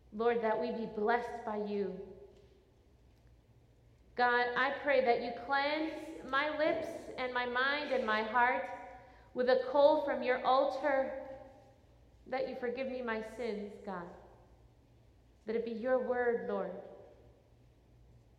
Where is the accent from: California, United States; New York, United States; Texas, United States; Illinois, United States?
Illinois, United States; Chicago; I am very much, well, I was more at that time, an inner city girl. I'm from Chicago